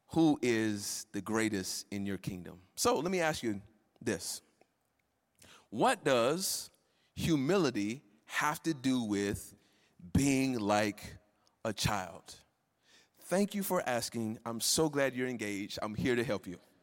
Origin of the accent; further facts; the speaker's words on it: Florida, United States; moved away; I'm from Florida and I grew up, you know, going to fairs